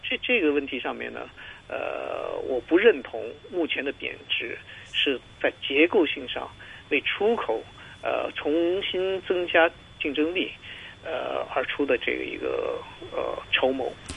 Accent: China; 我们中国人

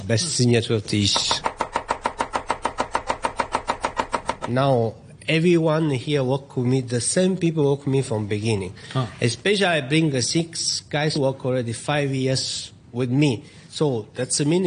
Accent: Sicily, Italy; now in Hong Kong; I'm from Sicily. So I come from a family of fishermen.

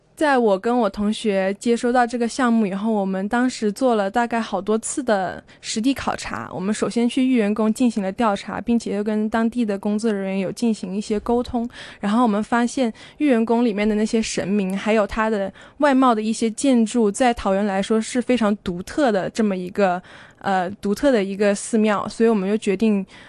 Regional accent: China; moved away as an adult; also born or lived in Taiwan; 我从小到大都是在中国长大的，我从来没有去西方的世界里生活过一段时间

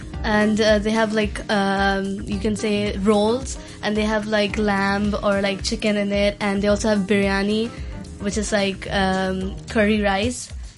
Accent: Hong Kong; from Form 5, and we're both Pakistani, but we're born in Hong Kong.

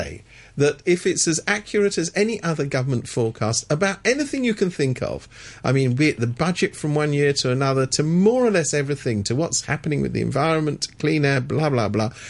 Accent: London, United Kingdom; I come from London. I'm a Londoner

